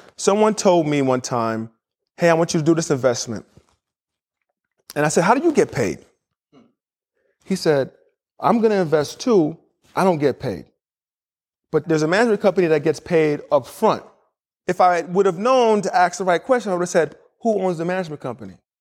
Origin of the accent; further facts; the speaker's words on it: New York City, New York, United States; moved away as an adult; also born or lived in Indiana / Chicago / Miami / Houston; I was born and raised in New York City, had two parents who were Nigerian